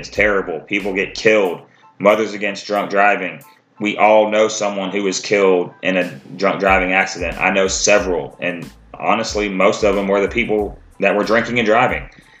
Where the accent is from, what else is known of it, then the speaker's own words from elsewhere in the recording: Cleveland, Ohio, United States; moved away; I'm originally from the Cleveland area.